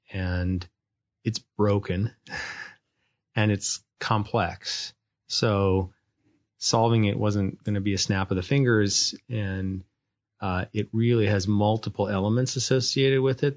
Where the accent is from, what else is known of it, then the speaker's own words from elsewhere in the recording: North Dakota, United States; moved away; I grew up was born and raised in North Dakota